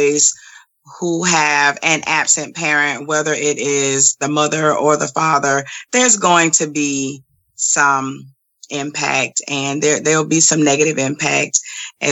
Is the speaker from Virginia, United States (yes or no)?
no; Savannah, Georgia, United States; also born or lived in Augusta, Georgia; So I grew up with a single parent mom and two brothers in the household with me in Savannah, Georgia. And then when I was probably about 10 or 11 years old, we moved to another city in Georgia